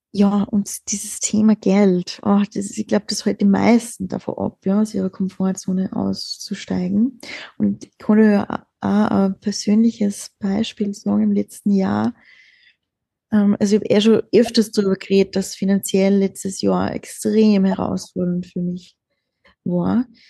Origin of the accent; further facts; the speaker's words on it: Austria; wir sind in Österreich geboren